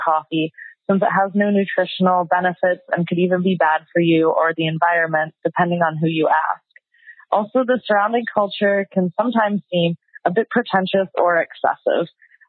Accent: Vancouver, British Columbia, Canada; from Vancouver, Canada.

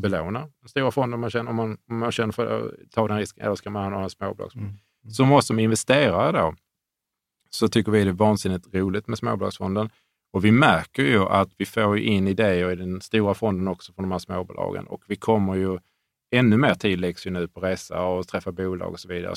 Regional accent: Sweden; som svensk

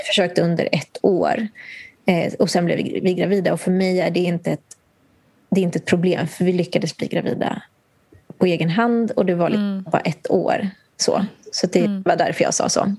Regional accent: Nicaragua; now in Sweden; där jag kommer ifrån, i Nicaragua

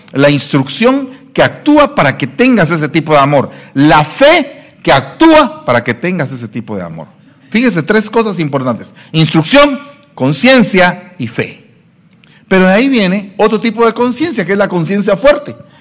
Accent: Guatemala; moved away; Soy guatemalteco

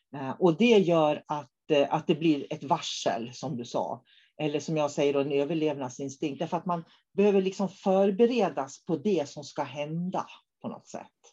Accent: Norrbotten County, Sweden; jag kommer från Norrbotten

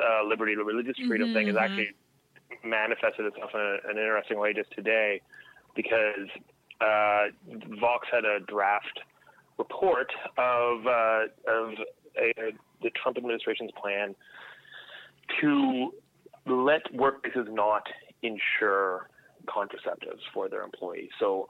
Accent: Canada; now in United States; one thing that's been kind of eye-opening being down here as a Canadian is there really is a different set of foundational principles.

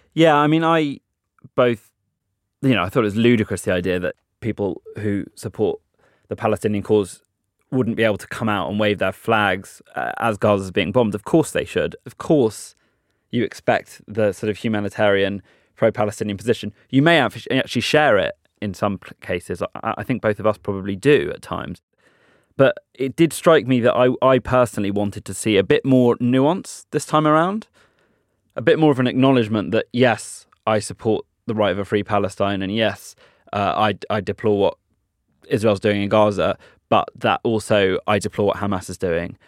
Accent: United Kingdom; British Jews

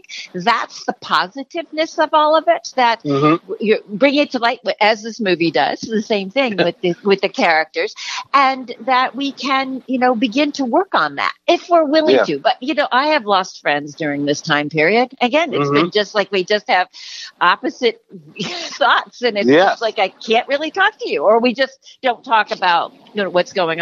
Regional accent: United States; we in America

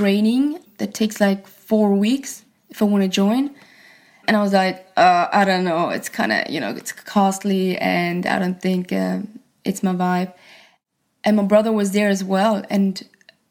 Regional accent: Switzerland; I was born and raised in Switzerland, so I felt like we were far away from the industry

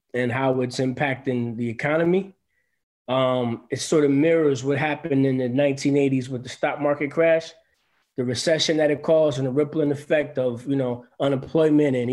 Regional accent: Grand Rapids, Michigan, United States; my hometown of Grand Rapids

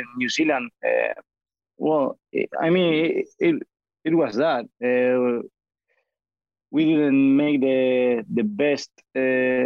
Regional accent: Granada, Andalusia, Spain; English is a second language; I'm from Granada in the south of Spain

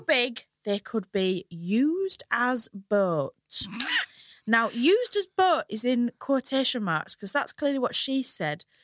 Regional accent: Hull, Yorkshire and the Humber, United Kingdom; now in London, United Kingdom; I'm from a lovely little place called Hull

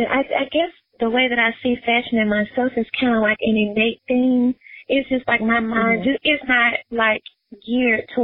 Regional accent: Memphis, Tennessee, United States; Memphis is my hometown

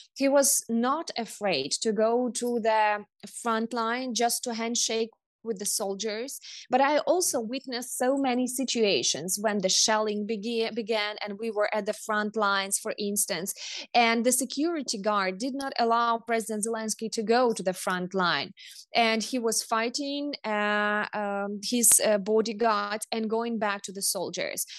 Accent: Kherson Oblast, Ukraine; I come from the Russian-speaking southern region of Kherson

